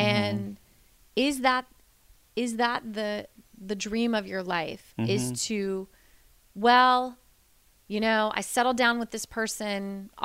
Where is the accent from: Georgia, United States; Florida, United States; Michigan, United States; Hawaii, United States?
Florida, United States; moved away; I grew up in Florida